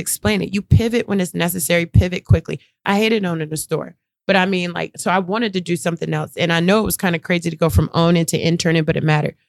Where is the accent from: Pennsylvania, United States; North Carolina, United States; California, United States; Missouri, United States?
North Carolina, United States; Durham; I'm from Durham, North Carolina.